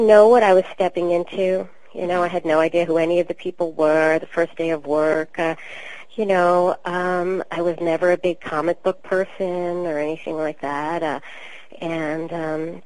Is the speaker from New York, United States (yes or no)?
yes; New York City, New York, United States; accent: New York; that's where I'm from, and I'm from Queens, as Janine is